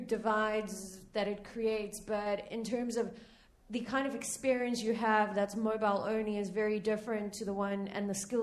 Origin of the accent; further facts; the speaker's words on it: South Africa; I'm South African